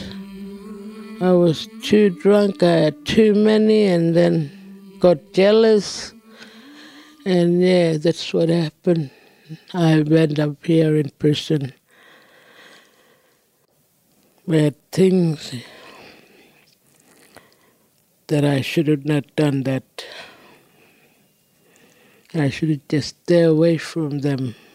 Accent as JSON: {"language": "English", "area": "Lake Evella, North East Arnhem Land", "region": "Northern Territory", "country": "Australia", "first_language": "Djambarrpuyngu", "second_language": "English", "said": "I come from Lake Bella, Kapo Weak. It's a small community, it's got a lake. And shops, office, clinic, school. And my first language is Jambarapuingo."}